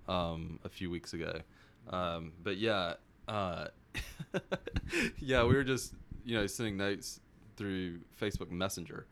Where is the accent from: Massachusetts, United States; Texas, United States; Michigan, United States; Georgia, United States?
Georgia, United States; South; also born or lived in Florida; grew up in South Georgia.